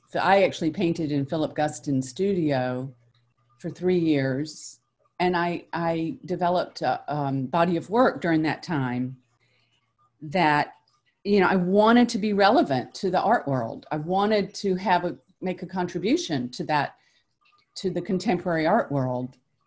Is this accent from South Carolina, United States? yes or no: yes; South Carolina, United States; moved away; My mother's from Newport and I'm from South Carolina. So we would come up to Newport in the summers.